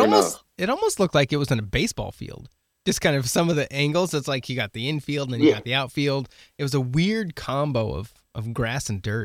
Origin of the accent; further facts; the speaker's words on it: Western Oregon, United States; I grew up in Western Oregon